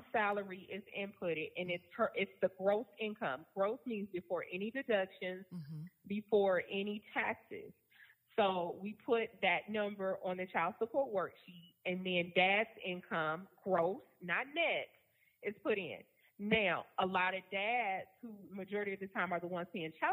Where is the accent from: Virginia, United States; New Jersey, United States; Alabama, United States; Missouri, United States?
Virginia, United States; now in Georgia, United States; I'm from Virginia